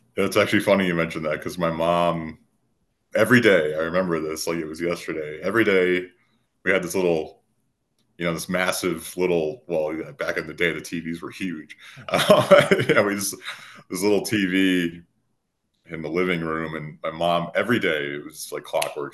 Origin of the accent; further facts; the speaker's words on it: Minnesota, United States; moved away as an adult; now in Colorado, United States; I was born in a very rural part of Minnesota, and you guys might have picked up on the accent by now